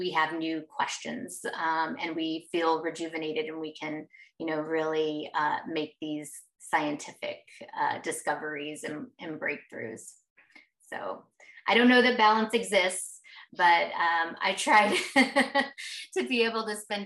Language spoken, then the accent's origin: English; Arizona, United States; also born or lived in Texas; I grew up here in Arizona